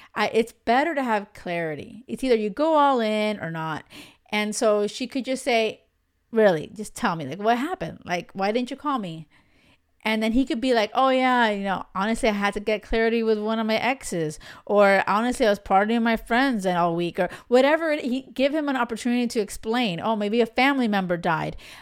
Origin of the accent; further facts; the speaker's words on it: Miami, Florida, United States; moved away as an adult; now in Europe; I grew up in the States, in Miami